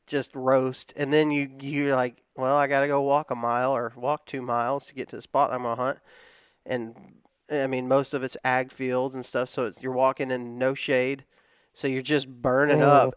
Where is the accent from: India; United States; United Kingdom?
United States; the South; the way we were raised in the South.